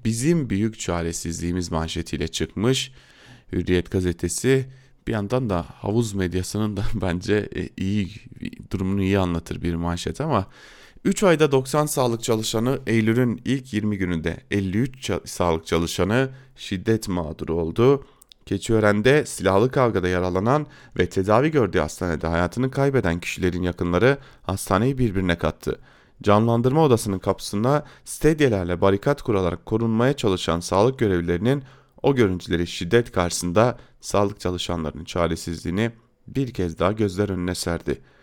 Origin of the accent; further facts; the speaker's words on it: Diyarbakır, Diyarbakır Province, Turkey; ben de Diyarbakırlı bir Kürt olarak